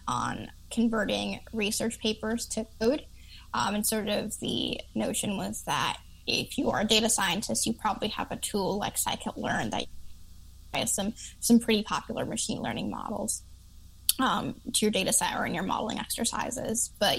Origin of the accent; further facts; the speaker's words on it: Chicago, Illinois, United States; I didn't realize that I talk really fast because I'm from Chicago.